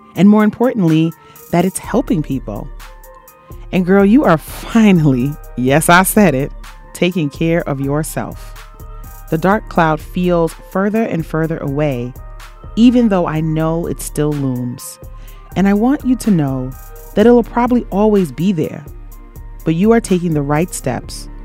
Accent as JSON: {"language": "English", "country": "Jamaica", "said": "I am Jamaican"}